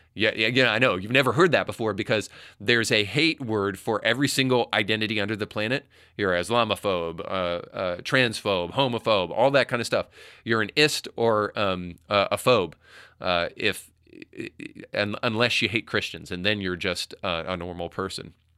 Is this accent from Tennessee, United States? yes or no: yes; Tennessee, United States; my home state of Tennessee